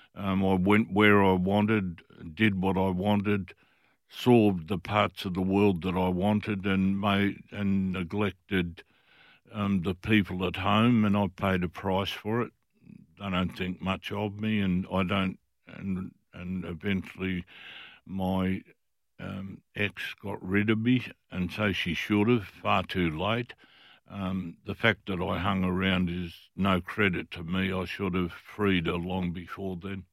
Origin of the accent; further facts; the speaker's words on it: Fremantle, Western Australia, Australia; I was from Fremantle. Fremantle people looked after each other.